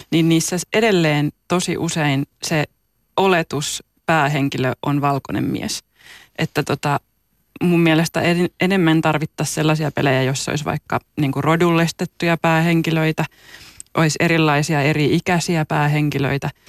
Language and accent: Finnish; Juupajoki, Pirkanmaa, Finland; moved away; Mä oon siis kotoisin Juupajoelta, mikä on niin kuin alle 2000 asukkaan paikka.